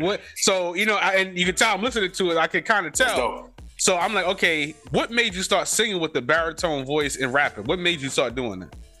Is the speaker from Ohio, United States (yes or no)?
no; New York City, New York, United States; born or raised there; also born or lived in Germany